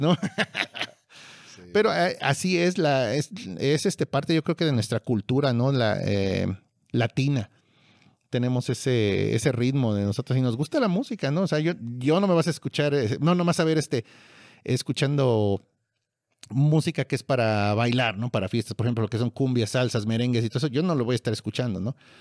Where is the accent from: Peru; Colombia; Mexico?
Mexico